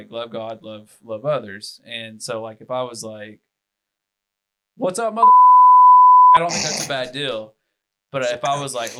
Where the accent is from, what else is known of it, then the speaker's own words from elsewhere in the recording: the Bible Belt, United States; I've been Christian since August 5th, 2006. And obviously growing up in the Bible Belt, you kind of get some religion on you.